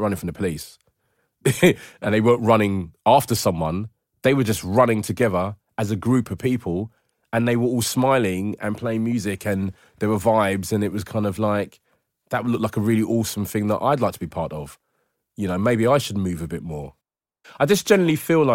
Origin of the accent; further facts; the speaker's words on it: London, United Kingdom; growing up in London